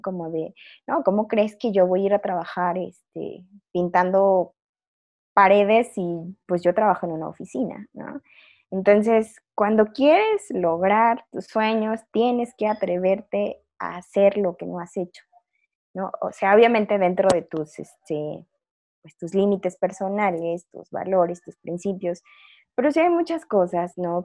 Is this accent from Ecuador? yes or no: no; Chiapas, Mexico; moved away; also born or lived in Zacatecas / Xalapa, Veracruz; mi familia es de Chiapas, soy chiapaneca, o sea, de acuerdo a todos mis, ancestros, descendientes y todo lo demás